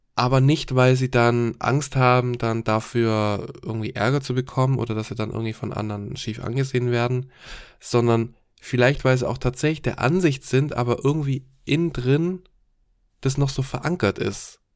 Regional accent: Germany; bei uns in Deutschland

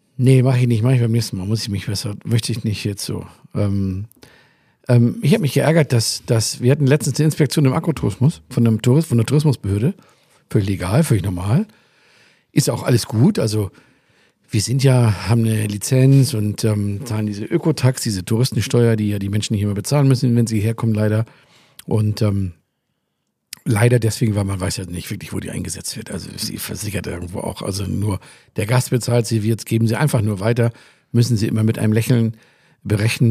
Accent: Hamburg, Germany; moved away; ursprünglich mal aus Hamburg

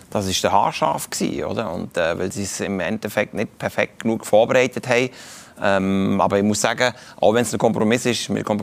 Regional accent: Kaiserslautern, Rhineland-Palatinate, Germany; das nehme ich aus meiner Heimatstadt Kaiserslautern, habe ich mitgenommen, bin ich ab und zu mal wieder dort, oder?

